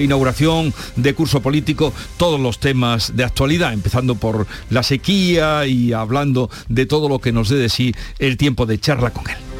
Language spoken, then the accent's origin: Spanish; Andalusia, Spain; accent: Andalusian; El acento andaluz porque nos gusta y porque es el nuestro